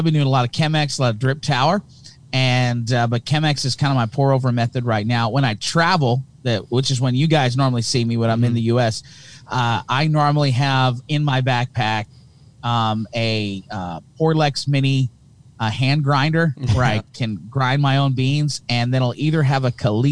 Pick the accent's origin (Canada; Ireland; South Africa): Canada; Hamilton, Ontario; accent: thick Canadian; I'm from Hamilton, Ontario, Canada